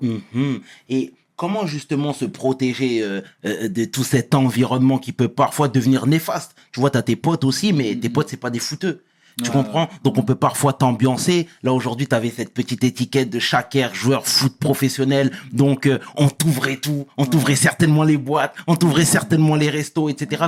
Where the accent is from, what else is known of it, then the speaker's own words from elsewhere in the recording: Senegal; je suis sénégalais